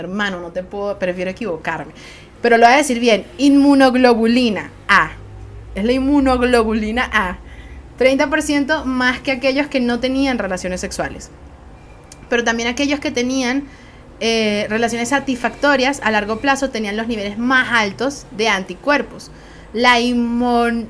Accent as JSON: {"language": "Spanish", "country": "Venezuela", "said": "Soy una jeva de Venezuela"}